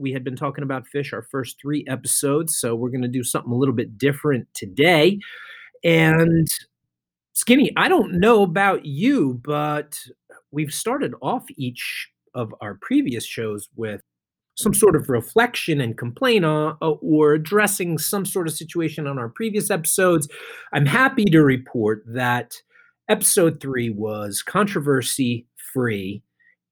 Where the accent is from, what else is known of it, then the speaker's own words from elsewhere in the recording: Holmdel, New Jersey, United States; It's now the PNC Bank Arts Center in Homedale, New Jersey. My hometown venue, grew up seeing shows there